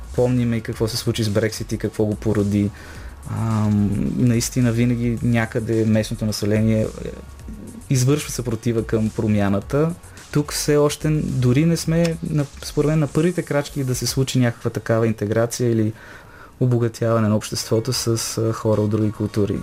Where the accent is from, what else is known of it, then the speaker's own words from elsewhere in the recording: Bulgaria; като българи